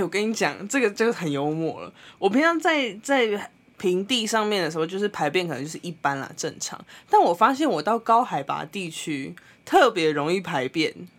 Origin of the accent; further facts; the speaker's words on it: Taiwan; 我们来自哪里，台湾